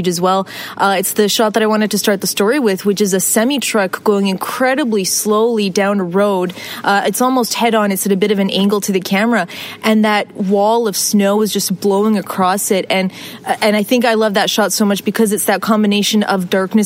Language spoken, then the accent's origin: English; West Coast, British Columbia, Canada; being born and raised on the West Coast